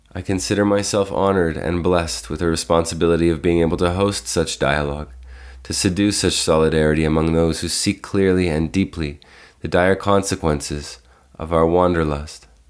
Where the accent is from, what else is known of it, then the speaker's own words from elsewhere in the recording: Toronto, Ontario, Canada; I was born and raised in Toronto, Canada